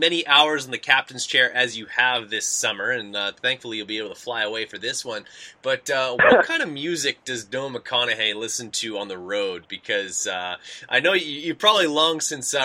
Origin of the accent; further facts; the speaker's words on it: Canada; we're from Canada.